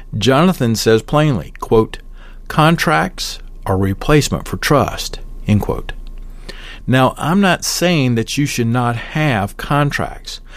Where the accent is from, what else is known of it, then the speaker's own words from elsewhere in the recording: Southern, Southern United States, United States; accent: Southern; My accent is too Southern